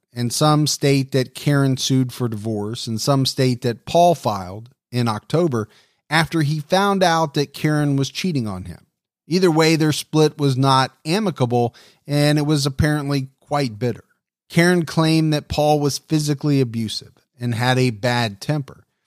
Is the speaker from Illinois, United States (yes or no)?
no; Ohio, United States; here in my home state of Ohio